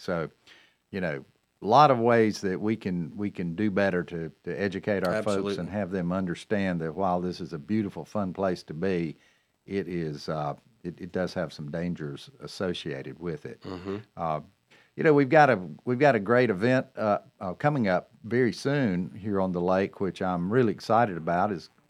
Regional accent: Cornelius, North Carolina, United States; We are at the WSIC studio here in beautiful Catawba Avenue, West Catawba Avenue in my hometown.

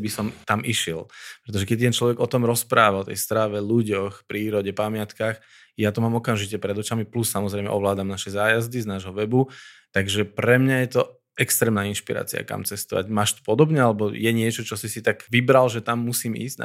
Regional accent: Slovakia; že tu sme Slováci

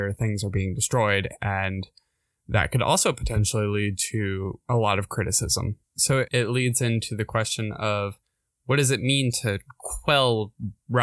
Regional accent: Winston-Salem, North Carolina, United States; my hometown in Winston

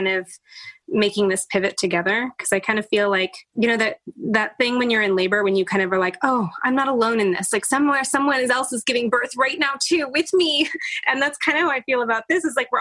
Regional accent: Oakland, California, United States; also born or lived in San Francisco; I grew up in Oakland and San Francisco

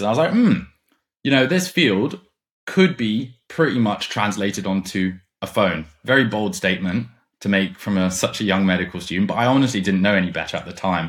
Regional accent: Germany; moved away as an adult; now in London, United Kingdom; I grew up in Germany. And then I came to London for uni

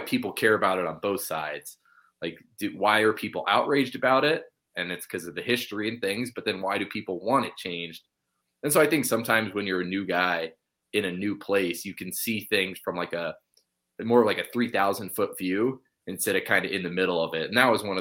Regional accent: Arizona, United States; moved away as an adult; now in Pocatello, United States; I was born in Arizona

